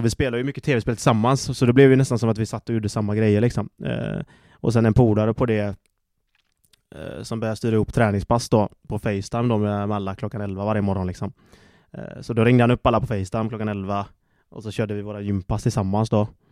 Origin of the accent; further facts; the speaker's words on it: Gothenburg, Västra Götaland, Sweden; moved away as an adult; also born or lived in Slovakia; det är gött att vara hemma i Göteborg